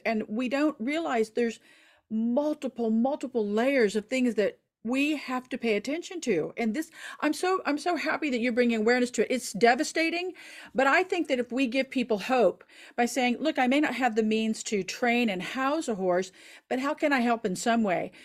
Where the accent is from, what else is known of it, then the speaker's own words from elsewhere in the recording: Oklahoma, United States; I'm from Oklahoma